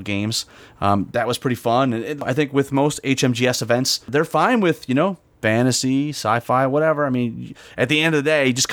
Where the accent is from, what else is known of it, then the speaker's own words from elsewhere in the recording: Michigan, United States; moved away; I'm from Michigan originally